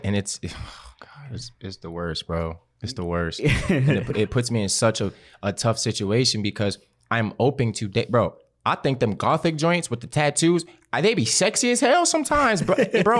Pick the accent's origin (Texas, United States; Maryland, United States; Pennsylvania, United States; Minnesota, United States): Maryland, United States; Baltimore; accent: Baltimore; I got it a little bit, but like, I moved out of the city. So my accent went away.